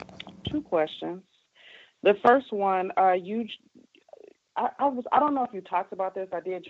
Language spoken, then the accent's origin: English; Detroit, Michigan, United States; Good evening. Yes, I'm from Michigan, Detroit